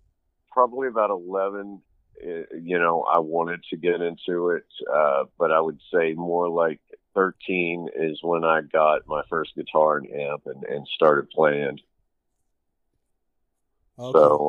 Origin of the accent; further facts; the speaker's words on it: Daytona Beach, Florida, United States; born there; I was born in Daytona Beach, Florida. And my family is military.